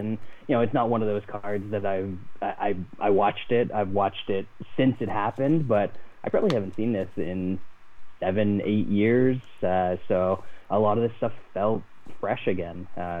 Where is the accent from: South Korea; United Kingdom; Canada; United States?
Canada; I'm as a Canadian